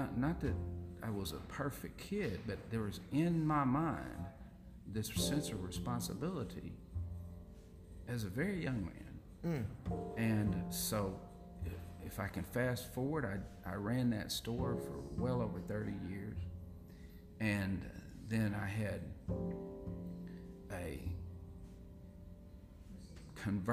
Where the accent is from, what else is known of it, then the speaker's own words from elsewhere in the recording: Fort Smith, Arkansas, United States; we grew up in Fort Smith